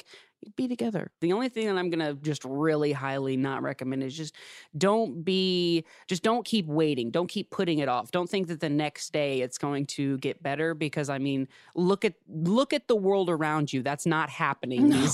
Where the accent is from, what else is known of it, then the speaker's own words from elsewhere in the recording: Ohio, United States; moved away as an adult; now in Los Angeles, United States; I'm from Ohio and I moved out to Los Angeles